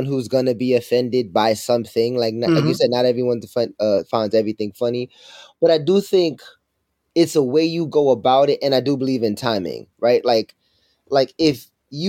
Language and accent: English; Jamaica; I'm also Jamaican